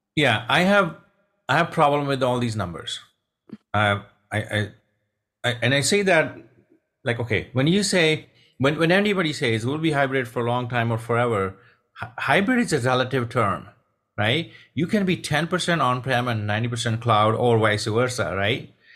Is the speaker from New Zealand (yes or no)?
no; Punjab, India; moved away; also born or lived in Texas; I'm from Punjab, India.